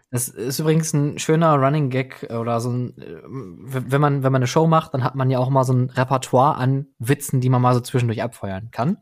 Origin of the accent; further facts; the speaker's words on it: Ruhr area, North Rhine-Westphalia, Germany; ich komme hier aus dem Ruhrgebiet, hier spricht man Dinge halt auch mal anders aus